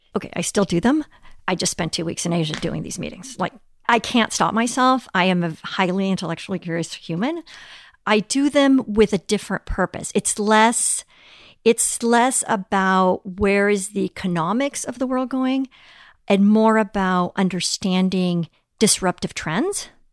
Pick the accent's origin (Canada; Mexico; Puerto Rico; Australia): Mexico; Mexico City; moved away; also born or lived in Europe / United States; growing up in Mexico City